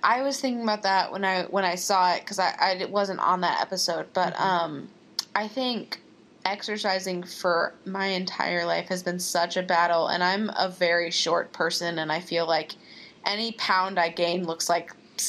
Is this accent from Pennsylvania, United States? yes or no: no; Texas, United States; Well, I'm from Texas.